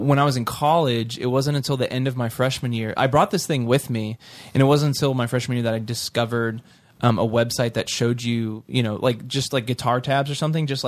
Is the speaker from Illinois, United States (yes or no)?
no; Sugar Land, Texas, United States; Sugar Land, Texas